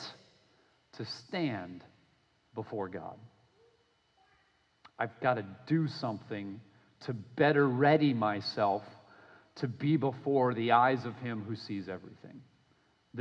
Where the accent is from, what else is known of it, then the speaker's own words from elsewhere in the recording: Minnesota, United States; now in Florida, United States; I grew up in Minnesota playing hockey. I live now in Florida and I play hockey